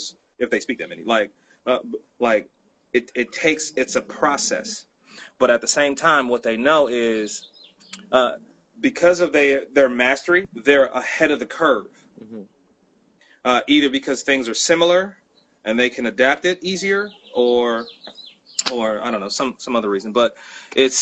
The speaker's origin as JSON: {"language": "English", "area": "Bay Area", "region": "California", "country": "United States", "moved": "yes", "said": "I'm from the Bay Area"}